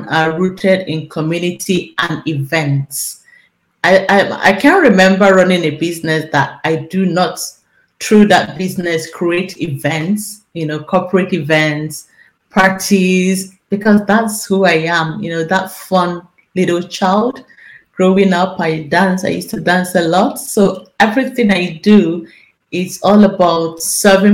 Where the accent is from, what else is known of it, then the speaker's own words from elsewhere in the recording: Nigeria; moved away as an adult; now in Netherlands; I live in Nigeria, I'm from Nigeria